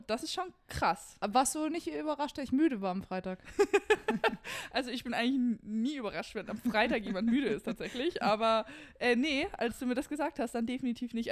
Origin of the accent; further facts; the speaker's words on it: Darmstadt, Hesse, Germany; moved away; ich komme ja aus Hessen, ähm, aus Darmstadt und da sagt man Gude